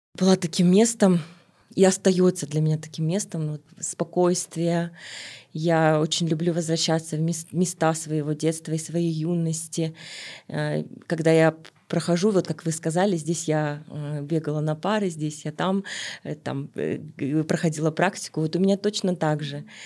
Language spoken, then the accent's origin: Russian; Almaty, Kazakhstan; Я родилась в Алматы, в Алмате тогда